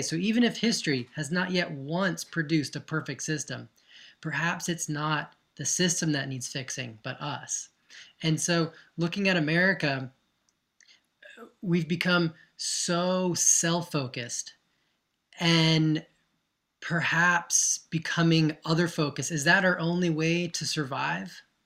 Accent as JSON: {"language": "English", "region": "Georgia", "country": "United States", "tie": "born or raised there", "moved": "as an adult", "lives_now": "Canada", "said": "grew up in Georgia and I was in, I'm American, I was in the States till early twenties and moved here"}